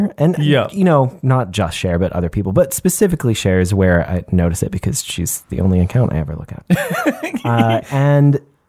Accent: Texas, United States; She's from Texas, my home state.

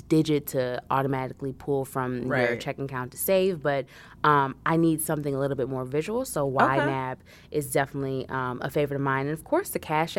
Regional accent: Chicago, Illinois, United States; also born or lived in Washington, D.C.; now in Brooklyn, United States; I'm originally from Chicago, so I'm a city girl at heart.

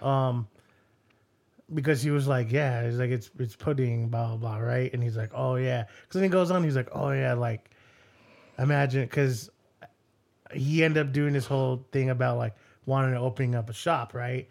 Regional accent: United States; this is the American in me

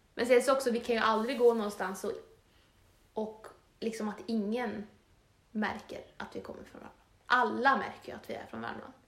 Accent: Torsby, Värmland, Sweden; moved away as an adult; now in Östersund, Sweden; våra första tjugo år bodde vi ju i Torsby

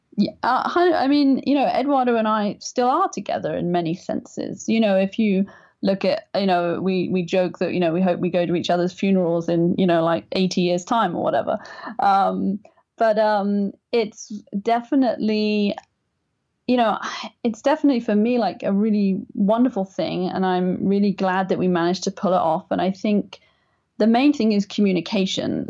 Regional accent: England, United Kingdom; I'm English

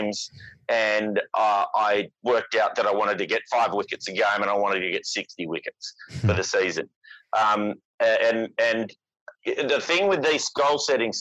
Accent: Perth, Western Australia, Australia; moved away as an adult; also born or lived in Sydney; I came to Sydney from Perth. I was 25 years old

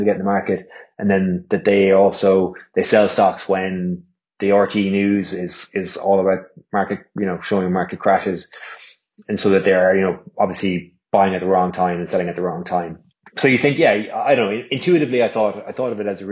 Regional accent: Ireland; also born or lived in London; come home back to Ireland

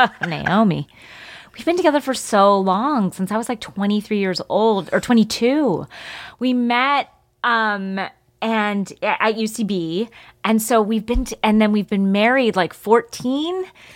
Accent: East Coast, United States; we got to take her to the Southwest, which I had never seen before growing up on the East Coast.

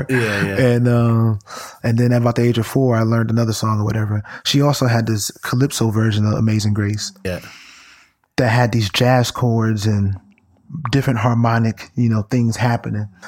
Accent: Brooklyn, New York, United States; was the uh, lead director and musician at the uh, church that I grew up in in Brooklyn, Bed-Stuy.

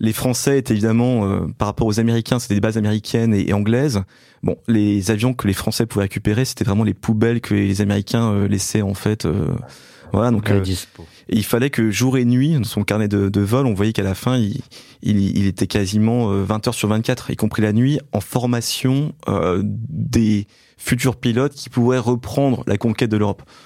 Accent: Belfort, Bourgogne-Franche-Comté, France; born or raised there

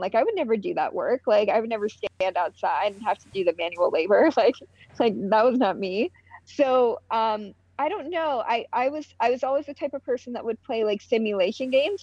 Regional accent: outside of Pittsburgh, Pennsylvania, United States; I grew up in Pittsburgh. Like outside of Pittsburgh

